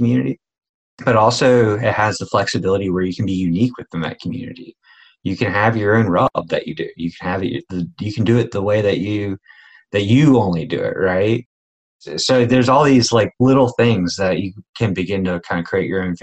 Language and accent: English; Eastern North Carolina, United States; I was born in Eastern North Carolina